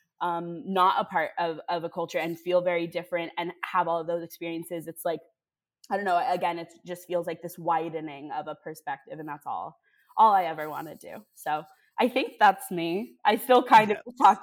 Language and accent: English; Palo Alto, California, United States; I'm from the Bay Area and from Palo Alto.